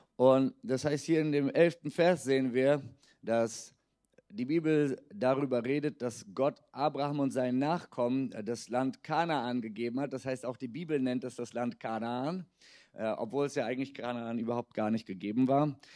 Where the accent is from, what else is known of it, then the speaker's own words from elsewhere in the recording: Berlin, Germany; also born or lived in Budapest; bin selbst in Berlin geboren, bin also, ich kann wirklich sagen, ich bin ein Berliner